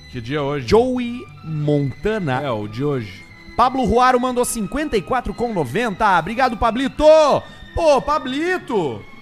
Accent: Belo Horizonte, Minas Gerais, Brazil; Sou de BHZ. Belo Horizonte.

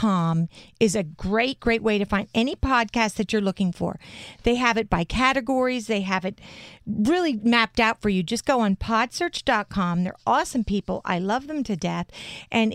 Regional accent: New Jersey, United States; We come from Jersey. We're Joeysies

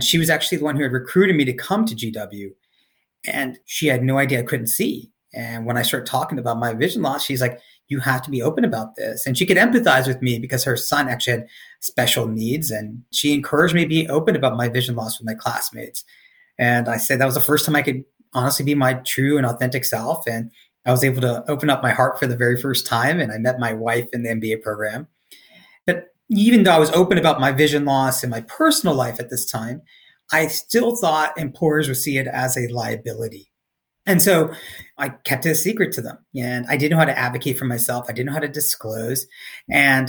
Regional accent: Cary, North Carolina, United States; moved away; my hometown of Cary, North Carolina

